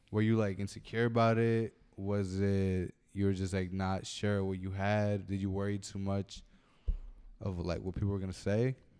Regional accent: Brentwood, New York, United States; we're from Brentwood

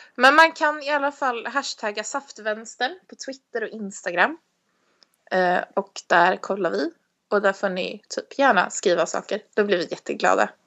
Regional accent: Stockholm, Stockholm County, Sweden; moved away as an adult

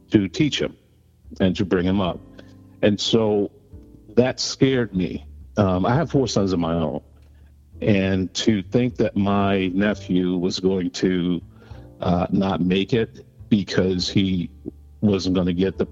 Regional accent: New York City, New York, United States; I grew up in Harlem, New York, and spent most of my time in the city of New York growing up as a young kid running the streets

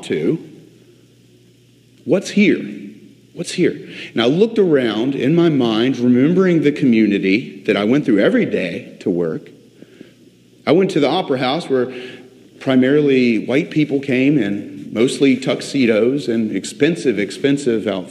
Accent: Virginia Beach, Virginia, United States; I grew up in Virginia Beach

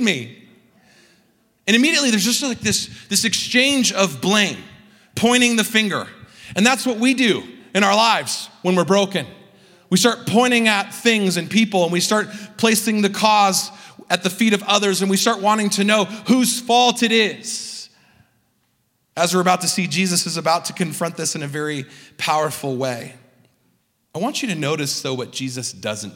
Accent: Southern California, United States; I grew up in Southern California

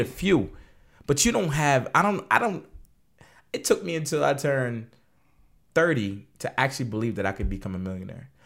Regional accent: Wilmington, Delaware, United States; we're both from Delaware. From Wilmington, Delaware

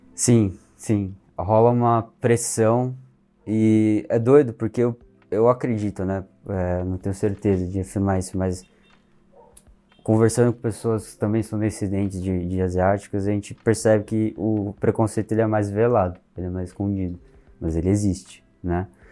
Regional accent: Brazil; Mas a gente é brasileiro. A gente nasceu aqui

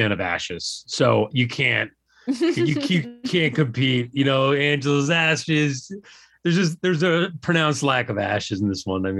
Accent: Ireland; it could have just be because I'm Irish.

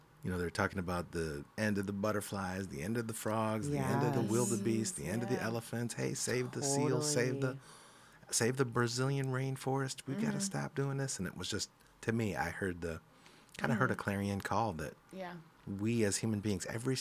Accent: Grand Rapids, Michigan, United States; I'm born and raised in Grand Rapids, Michigan.

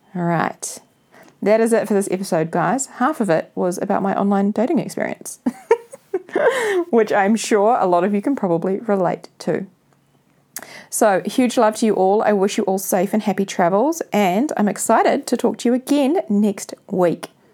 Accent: New Zealand; spending summer here in New Zealand in my hometown

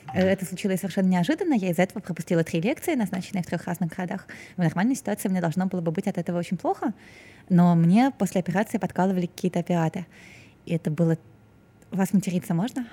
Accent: Saint Petersburg, Russia; moved away as an adult; now in Moscow, Russia; я вот выросла в Петербурге

